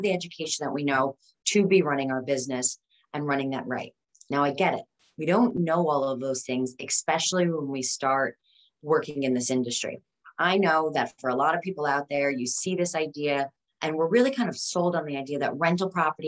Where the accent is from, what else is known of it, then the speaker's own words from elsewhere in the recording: Westchester, New York, United States; the house that I grew up in Westchester, New York